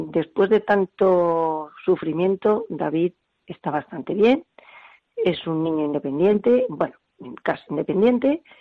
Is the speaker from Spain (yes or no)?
yes; Barcelona, Catalonia, Spain; born there; moved away as an adult; now in Madrid, Spain; yo ya te dije que nació en Barcelona, pues eh, vine a Madrid después de las Olimpiadas